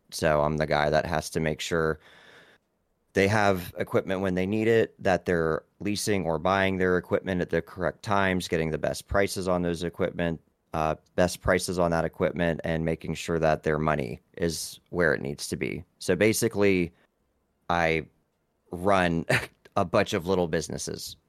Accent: Vienna, Ohio, United States; I am from a small town in Ohio called Vienna

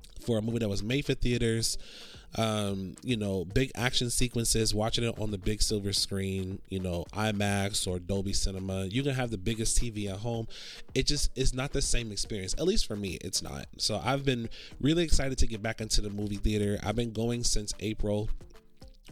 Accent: Orlando, Florida, United States; now in Los Angeles, United States; I grew up in Orlando, and there's theaters over there, but it's not as much as it is over here

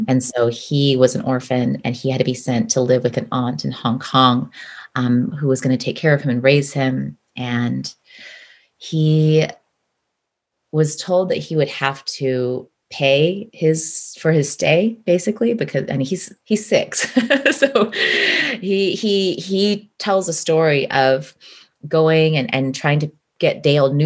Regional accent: Midwest, United States; I grew up in the Midwest, born and raised in the Midwest, as the child of immigrants

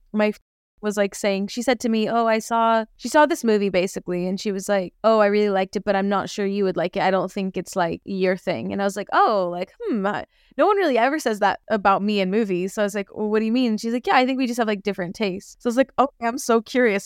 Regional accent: United States; being from America

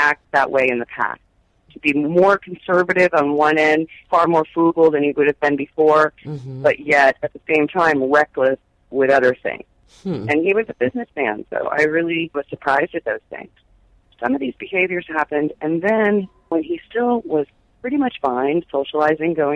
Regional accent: Miami, Florida, United States; I grew up in Miami.

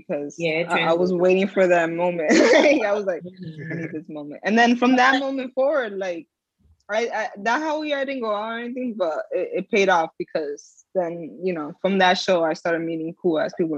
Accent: New Jersey, United States; I'm from Jersey

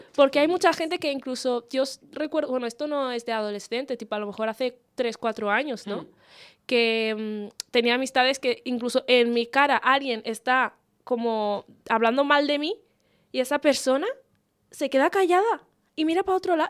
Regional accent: Spain; después de haber vivido en este país toda mi vida

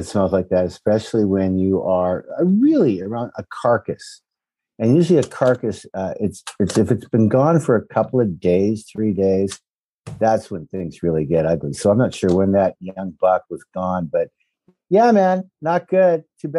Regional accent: Saskatchewan, Canada; sure, of course. Yeah, I'm from Saskatchewan.

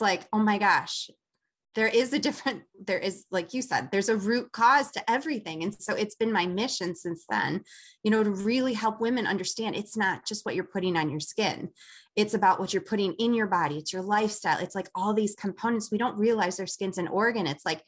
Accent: Chicago, Illinois, United States; I'm from Chicago.

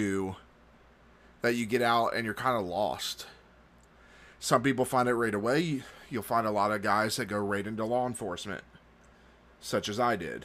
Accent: Florida, United States; I'm from Florida

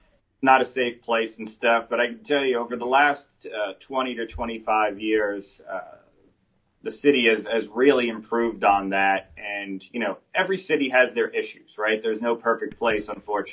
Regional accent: New York City, New York, United States; So I was born and raised in New York City. I lived in 3 of the 5 boroughs growing up, Brooklyn, Staten Island, and the east side of Manhattan.

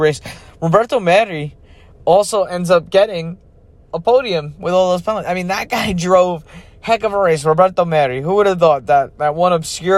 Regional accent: United States; as an American

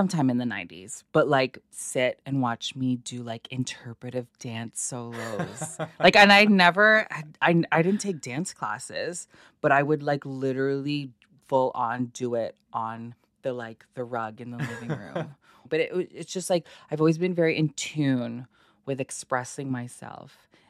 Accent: Toronto, Ontario, Canada; We moved to Scarborough in, I was 5.

